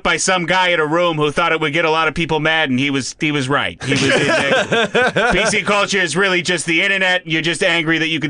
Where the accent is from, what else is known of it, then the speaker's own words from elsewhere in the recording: Boston, Massachusetts, United States; But I'm also from Boston